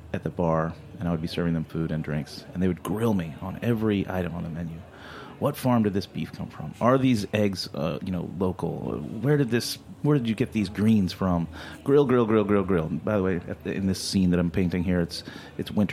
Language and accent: English; Deep South, United States; now in New York City, United States; I'm from the Deep South